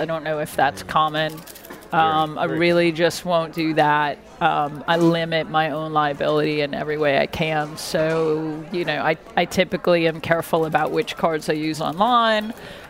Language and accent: English; New York, United States; born there; also born or lived in Seattle; I was born in New York, and I spent many years traveling the country following my mom. I lived in Seattle for about 10 years, and I've been here since 2001.